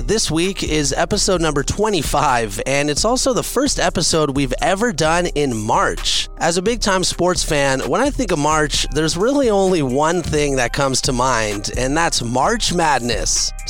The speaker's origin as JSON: {"language": "English", "area": "Bay Area", "region": "California", "country": "United States", "said": "I'm from the Bay Area, so we do kind of have a little bit of a rivalry, I guess, from NorCal to SoCal."}